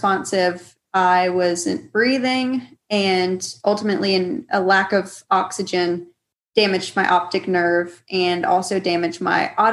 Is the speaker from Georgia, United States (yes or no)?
yes; Georgia, United States; I grew up in Georgia. I've lived here in Georgia all my life